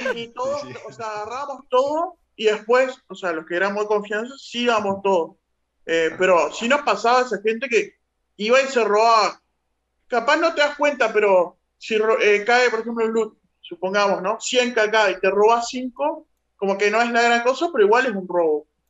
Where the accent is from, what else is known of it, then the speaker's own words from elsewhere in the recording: Uruguay; yo soy uruguayo